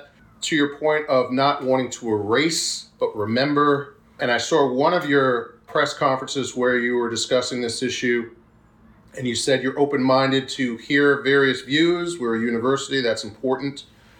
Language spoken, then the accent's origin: English; Huntington, New York, United States; also born or lived in Brooklyn, New York; I was born in Brooklyn, but I was raised in Huntington, Long Island.